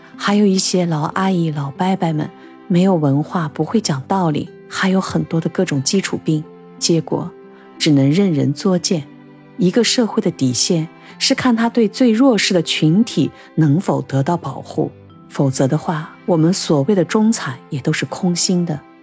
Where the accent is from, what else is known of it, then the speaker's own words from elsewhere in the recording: Shanghai, China; 我们上海人到底在怕着什么？